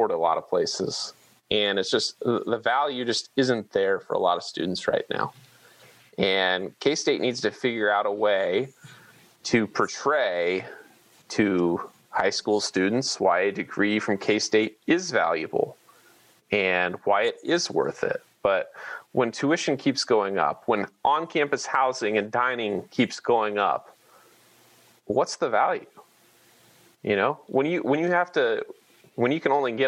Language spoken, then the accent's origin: English; Manhattan, Kansas, United States; I grew up in Manhattan, and this is a little different than just being a normal state resident